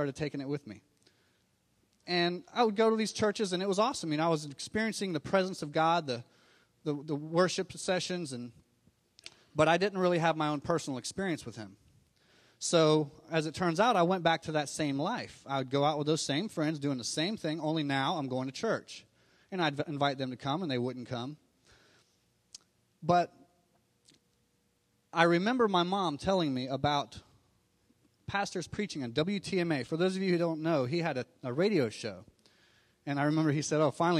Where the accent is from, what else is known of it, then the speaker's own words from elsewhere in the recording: Miami, Florida, United States; I was born in Miami, Florida